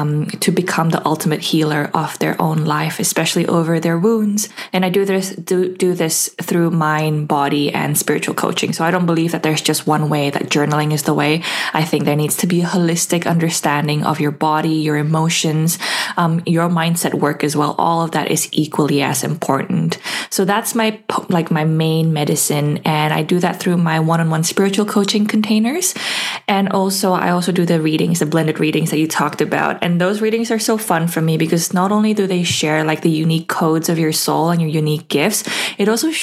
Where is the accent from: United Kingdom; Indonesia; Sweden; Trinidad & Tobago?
Indonesia; now in Perth, Australia; I currently live in Perth, but I've lived all over and I'm originally from Indonesia.